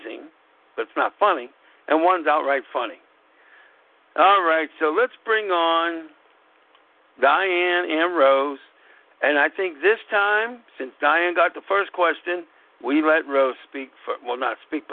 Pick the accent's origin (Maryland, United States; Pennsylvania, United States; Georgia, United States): Pennsylvania, United States; Pittsburgh; also born or lived in Scranton; every time I went to Pittsburgh public schools